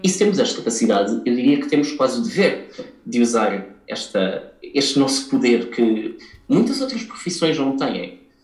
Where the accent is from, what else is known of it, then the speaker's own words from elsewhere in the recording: Portugal; Nós, como portugueses